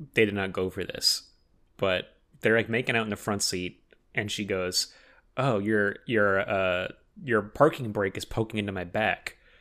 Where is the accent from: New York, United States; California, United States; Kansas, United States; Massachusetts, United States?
California, United States; Oxnard; now in Los Angeles, United States; my hometown of Oxnard